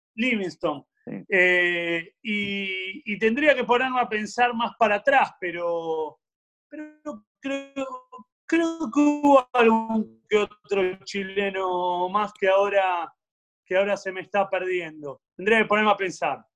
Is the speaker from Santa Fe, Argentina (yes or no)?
no; Avellaneda, Buenos Aires Province, Argentina; yo me crié en Avellaneda, desde que nací hasta hace poquito tiempo viví a 7, 8 cuadras de la cancha de Racing